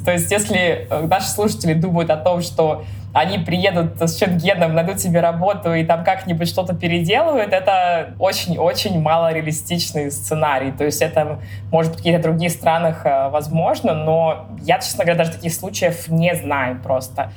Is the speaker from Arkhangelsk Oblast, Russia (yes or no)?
no; Kaliningrad, Kaliningrad Oblast, Russia; now in Berlin, Germany; я из Калининграда